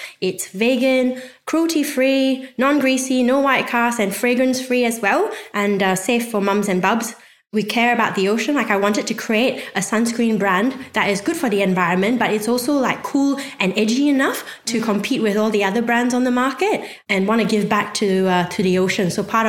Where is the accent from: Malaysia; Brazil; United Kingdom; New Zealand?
Malaysia; Selangor; moved away; I'm originally from Malaysia.